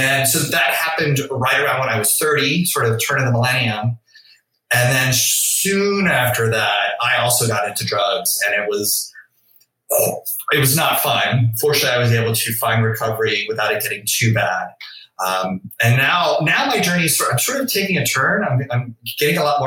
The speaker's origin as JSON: {"language": "English", "town": "New Orleans", "region": "Louisiana", "country": "United States", "tie": "born or raised there", "said": "I grew up in New Orleans"}